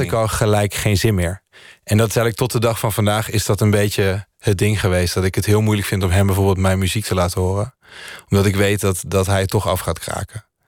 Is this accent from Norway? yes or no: yes; Landelsbygda, near Lillehammer, Innlandet, Norway; now in Netherlands; het dorpje waar ik opgroeide was... daar wonen volgens mij 50 of 60 mensen